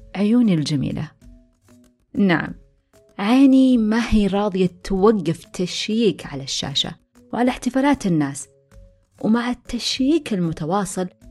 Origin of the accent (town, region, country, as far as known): Saudi Arabia